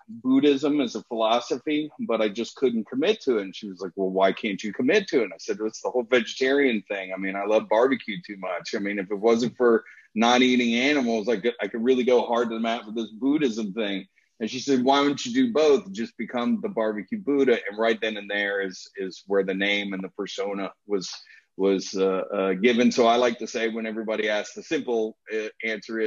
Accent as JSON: {"language": "English", "town": "Washington", "region": "District of Columbia", "country": "United States", "also_born_or_lived": "Gulfport, Florida", "moved": "yes", "lives_now": "Louisville, United States", "said": "I grew up in the restaurant business. I'm originally from the Washington, D.C. area."}